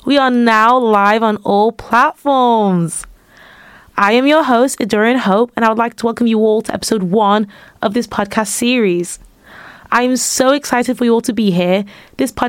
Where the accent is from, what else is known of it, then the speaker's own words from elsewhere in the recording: United Kingdom; also born or lived in Manchester / London; now in York, United Kingdom; I'm from Manchester and London